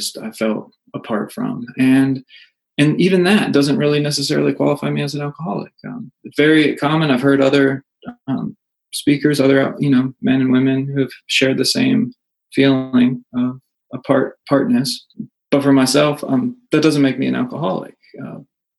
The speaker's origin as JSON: {"language": "English", "region": "North Carolina", "country": "United States", "tie": "born or raised there", "also_born_or_lived": "Northeastern United States", "said": "we finally settled in North Carolina when I was, like I said, around 4 or 5 years old"}